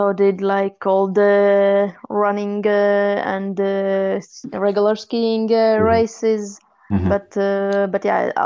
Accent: Latvia; I'm from Latvia, so it's a really small country, but a beautiful country, and I'm a really proud Latvian

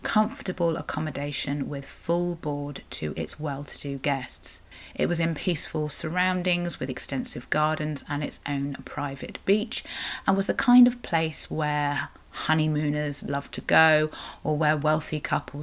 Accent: Cornwall, South West England, United Kingdom; I'm a Cornish writer and blogger

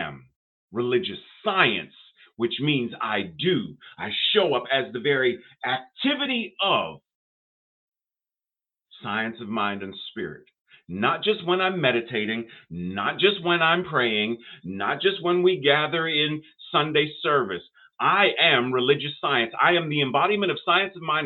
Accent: Pittsburgh, Pennsylvania, United States; I grew up in Pittsburgh, had a lot of Jewish friends

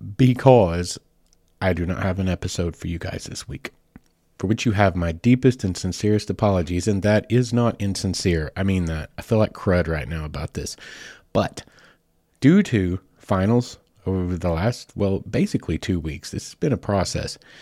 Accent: Southeast Oklahoma, United States; moved away as an adult; now in Arkansas, United States; my home state is Oklahoma. I've lived in Arkansas for twenty years. Spent the first twenty years in Oklahoma, just across the line

